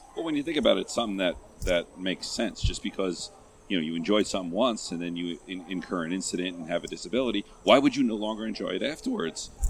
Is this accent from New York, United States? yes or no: yes; New York, United States; I grew up in New York